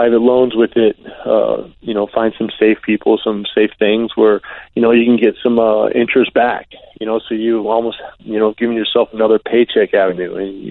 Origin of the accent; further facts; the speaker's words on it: Arizona, United States; I grew up in Arizona